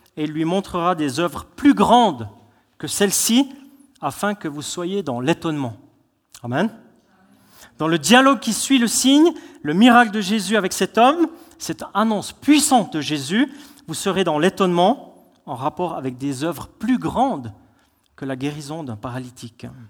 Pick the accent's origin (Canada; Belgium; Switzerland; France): Switzerland; on est des Suisses